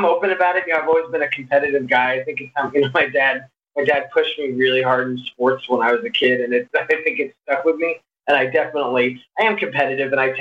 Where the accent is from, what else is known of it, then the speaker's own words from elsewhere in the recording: New York City, New York, United States; moved away as an adult; also born or lived in Boston / Bay St. Louis, Mississippi; now in Los Angeles, United States; I was born in New York City. I grew up around there